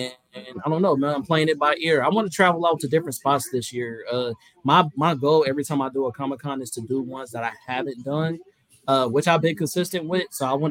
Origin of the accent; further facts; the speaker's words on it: Oakland, California, United States; I'm from Oakland.